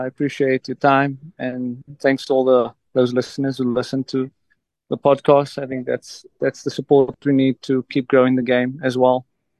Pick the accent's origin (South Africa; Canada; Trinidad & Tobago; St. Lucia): South Africa; If maybe my South African, you know, being South African, maybe I can convince a few people to wave the red, white and blue.